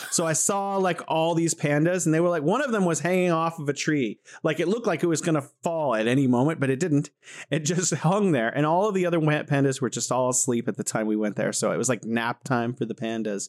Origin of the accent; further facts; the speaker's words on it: California, United States; moved away as an adult; now in Wuhan, China; I'm originally from the United States in California